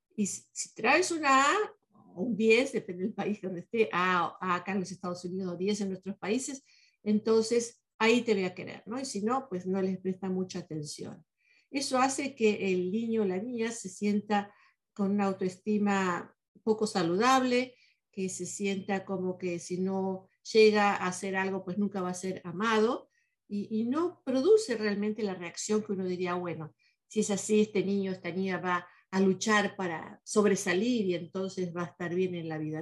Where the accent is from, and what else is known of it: Argentina